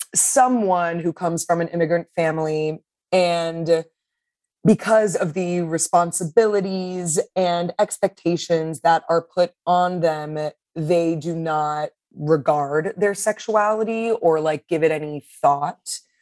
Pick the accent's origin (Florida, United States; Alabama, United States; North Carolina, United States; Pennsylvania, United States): Florida, United States; Miami; a kind of person that I grew up with in Miami